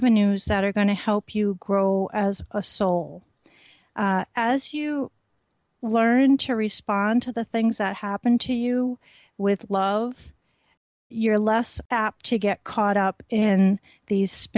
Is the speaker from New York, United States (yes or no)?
no; Rhode Island, United States; I grew up in Rhode Island and used to go to Goddard Park